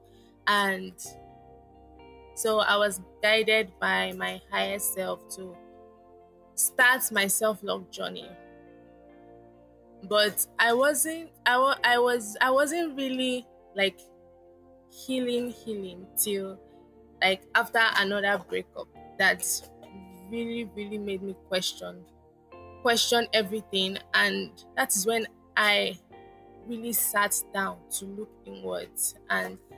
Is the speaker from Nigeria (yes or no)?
yes; Lagos, Nigeria; I was born in Lagos, Nigeria, and I live with my parents, still live with my parents in Lagos, Nigeria